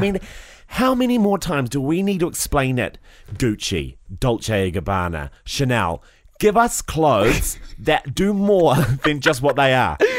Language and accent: English; Christchurch, Canterbury, New Zealand; growing up in Christchurch